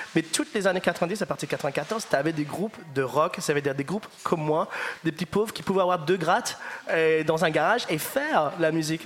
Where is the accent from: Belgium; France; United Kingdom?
United Kingdom; the north of England; French is a second language; moved away; je viens du nord d'Angleterre